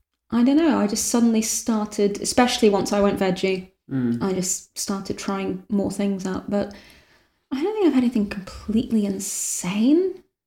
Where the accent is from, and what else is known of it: North West England, United Kingdom; born or raised there